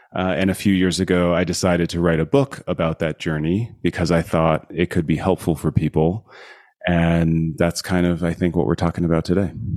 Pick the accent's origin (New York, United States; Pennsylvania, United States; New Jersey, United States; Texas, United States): New Jersey, United States; moved away as an adult; also born or lived in Colorado / California / Silicon Valley; now in Utah, United States; I grew up in New Jersey, went to college in, uh, Colorado and then in California